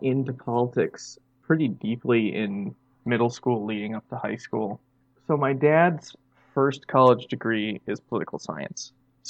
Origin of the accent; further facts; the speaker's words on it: Wisconsin, United States